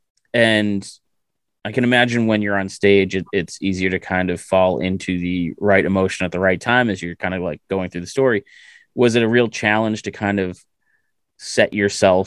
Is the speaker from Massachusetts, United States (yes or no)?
yes; Massachusetts, United States; I am from Massachusetts, so I do talk funny